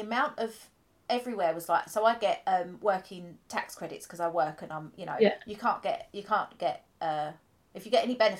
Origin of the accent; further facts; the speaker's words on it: United Kingdom; first language English; I'm born in this country. English is my first language